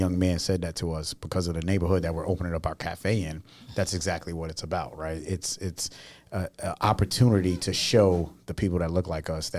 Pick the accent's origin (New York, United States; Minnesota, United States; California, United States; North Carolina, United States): New York, United States; New York City; I'm from Queens, right? So being from Queens